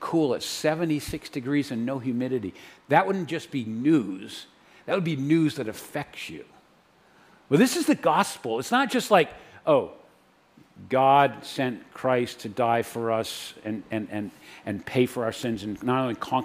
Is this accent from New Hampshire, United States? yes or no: yes; New Hampshire, United States; I'm from New Hampshire